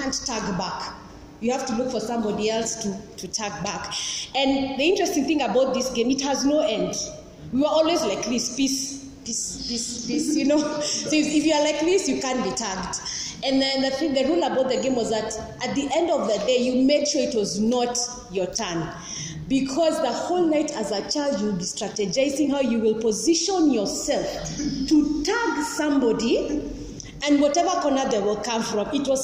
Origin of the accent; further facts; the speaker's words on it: Nairobi, Kenya; also born or lived in Langata; I'm from Eastlands.